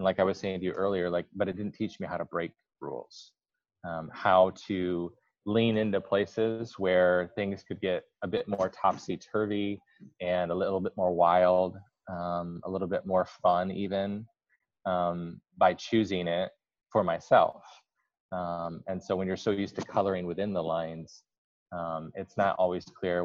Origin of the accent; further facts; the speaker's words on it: Kalamazoo, Michigan, United States; I grew up in West Michigan, Kalamazoo